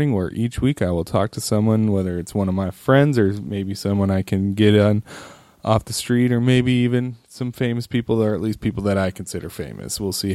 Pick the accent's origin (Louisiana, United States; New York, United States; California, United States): California, United States; Roseville; I grew up in Sacramento, or the outskirts of Sacramento, Roseville